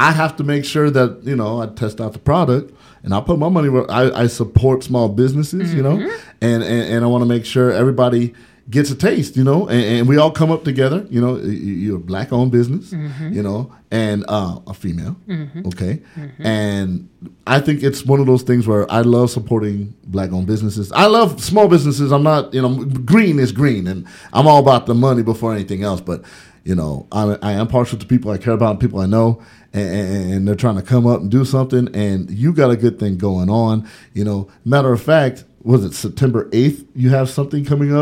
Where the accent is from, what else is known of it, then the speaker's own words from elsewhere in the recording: San Bernardino, California, United States; back in the day when we were, you know, teenagers growing up in San Bernardino